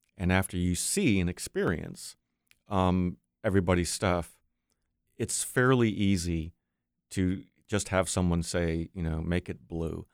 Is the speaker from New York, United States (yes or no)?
yes; New York, United States; moved away; growing up in New York